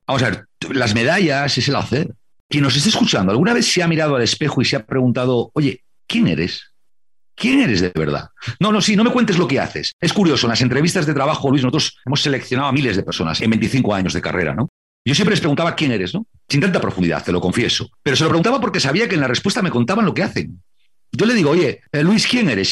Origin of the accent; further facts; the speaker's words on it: Santander, Cantabria, Spain; Cuando yo era pequeño, y veía en casa de mis abuelos, en Santander, en Cantabria, en España